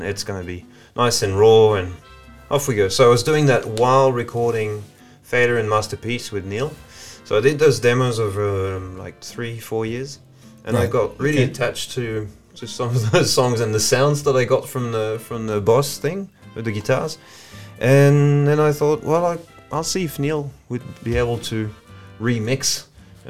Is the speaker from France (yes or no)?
yes; France; English is a second language; moved away as an adult; now in Blue Mountains, Australia; born and raised in France, north of Paris, in the countryside, and studied English there at uni